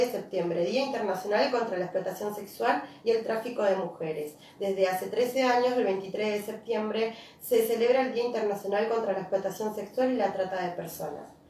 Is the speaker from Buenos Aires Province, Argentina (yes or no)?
no; Río Gallegos, Santa Cruz, Argentina; yo soy de Río Gallegos